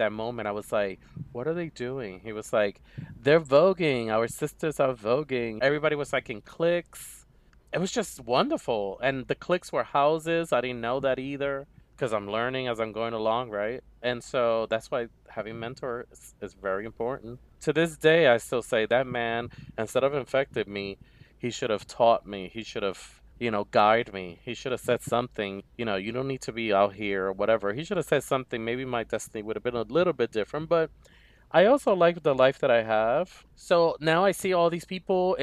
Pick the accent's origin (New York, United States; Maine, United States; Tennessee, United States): New York, United States; New York City; I grew up in Harlem